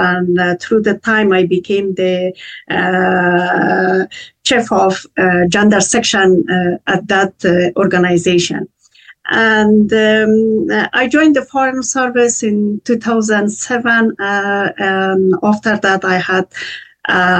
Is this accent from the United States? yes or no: no; Kabul, Afghanistan; moved away as an adult; now in Austria; I was born in Kabul City, the capital of Afghanistan